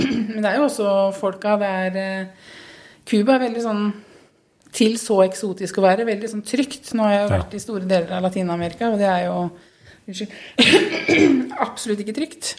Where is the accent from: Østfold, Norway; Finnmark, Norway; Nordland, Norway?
Østfold, Norway; Halden; moved away as an adult; also born or lived in Oslo; now in Skien, Norway; opprinnelig er jeg haldenser